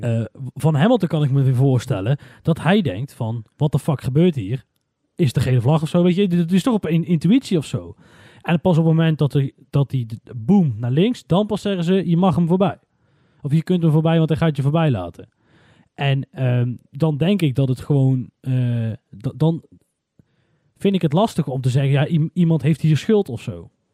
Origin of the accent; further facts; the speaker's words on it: Netherlands; We zijn Nederlanders, we krijgen alleen maar de Nederlandse media mee